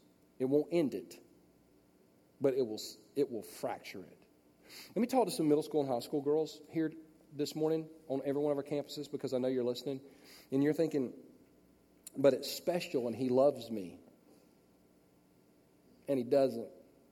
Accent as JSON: {"language": "English", "town": "Los Angeles", "region": "California", "country": "United States", "tie": "born there", "said": "and I was born in Los Angeles, but I don't know how to get to anywhere in Los Angeles."}